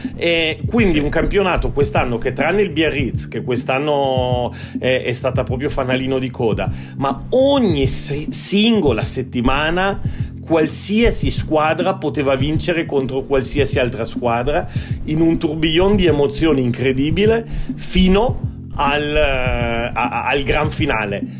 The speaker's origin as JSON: {"language": "Italian", "town": "Turin", "region": "Piedmont", "country": "Italy", "tie": "born or raised there", "said": "io sono torinese di nascita"}